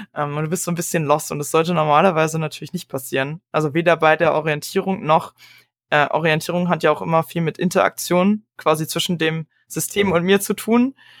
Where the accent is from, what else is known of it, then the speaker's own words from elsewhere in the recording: Berlin, Germany; ich komme ja aus Berlin